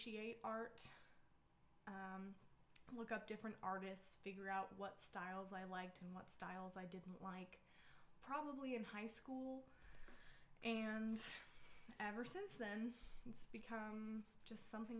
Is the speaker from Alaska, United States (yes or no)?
yes; Alaska, United States; also born or lived in Utah / Kodiak, Alaska / Kenai, Alaska; now in Fairbanks, United States; So I was originally born in Utah, but I grew up mostly in Alaska